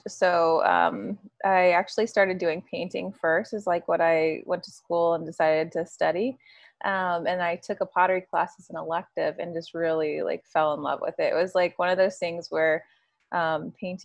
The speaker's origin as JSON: {"language": "English", "town": "Jonesboro", "region": "Georgia", "country": "United States", "tie": "born or raised there", "also_born_or_lived": "Greenville, South Carolina", "moved": "as an adult", "lives_now": "Maine, United States", "said": "We're both from Atlanta, Georgia. So a little south of Atlanta in Jonesboro"}